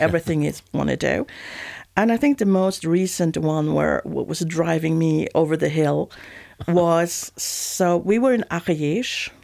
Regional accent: Sweden; accent: Swedish; moved away as an adult; also born or lived in Switzerland / Southwest France; now in France; I'm origin Swedish, so this is the original IKEA accent.

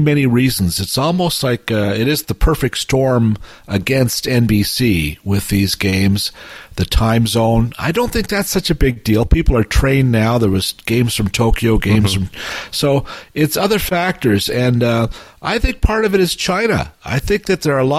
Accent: Toronto, Ontario, Canada; my past growing up in Etobicoke

